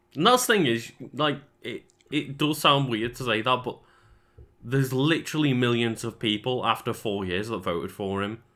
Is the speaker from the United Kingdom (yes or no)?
yes; United Kingdom; we're British